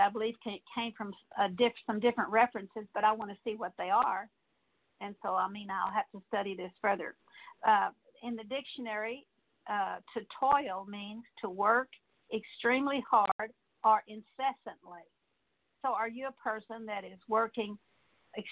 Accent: San Antonio, Texas, United States; I grew up in San Antonio, Texas, and I didn't see beautiful birds like we have in East Texas

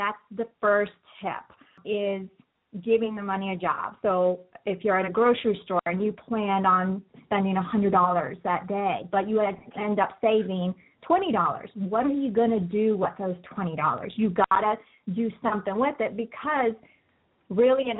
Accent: Colombia; moved away; I'm actually from Colombia originally, so I speak Spanish as well

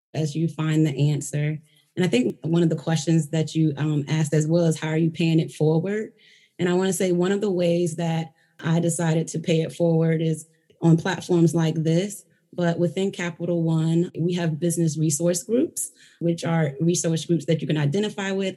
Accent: Virginia, United States; I am from Virginia. I am a Virginian through and through.

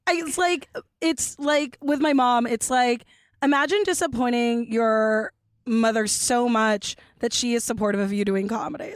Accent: Los Angeles, California, United States; I grew up in Los Angeles

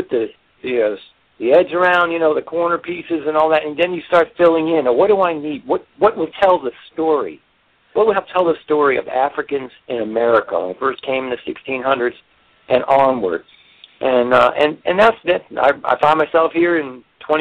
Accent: Washington, District of Columbia, United States; also born or lived in Maryland; now in Virginia, United States; I grew up in Washington, D.C. I was born in D.C.

